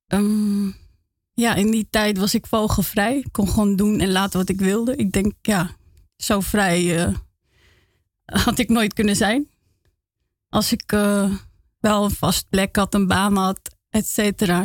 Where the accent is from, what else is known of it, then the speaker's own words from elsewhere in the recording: Rotterdam, South Holland, Netherlands; now in Amsterdam, Netherlands; ik ben opgegroeid in Feyenoord